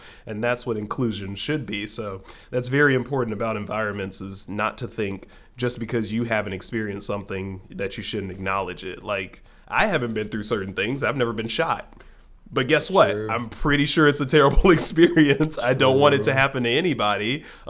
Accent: Orange County, California, United States; I have a black friend and we're both from Orange County

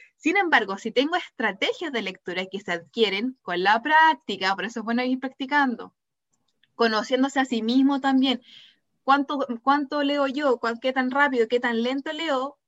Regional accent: Temuco, Araucanía, Chile; Soy de Temuco

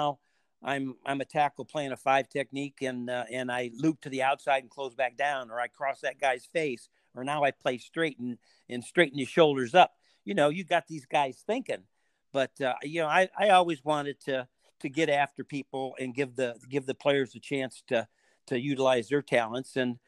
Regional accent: Ann Arbor, Michigan, United States; And that wasn't a defense philosophy that I grew up in Ann Arbor.

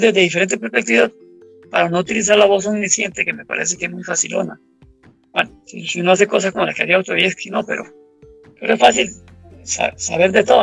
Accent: Abangares, Guanacaste, Costa Rica; Avangares, que es el cantón donde yo nací

